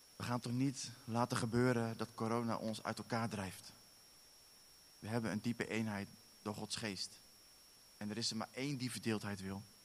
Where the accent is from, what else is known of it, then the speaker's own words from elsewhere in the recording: Netherlands; now in Werkendam, Netherlands; wij zijn Nederlanders.